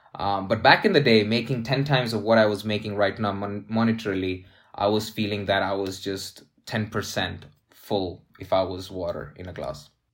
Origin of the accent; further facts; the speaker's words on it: Dubai, United Arab Emirates; moved away as an adult; also born or lived in Saudi Arabia / India; I am from India, but I was raised, born and raised in Saudi Arabia and Dubai, mainly in Dubai.